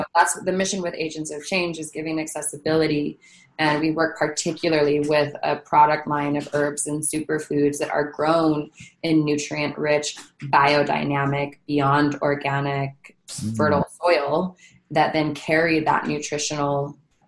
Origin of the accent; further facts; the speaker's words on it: Hawaii, United States; now in California, United States; I'm from Hawaii, I live in California.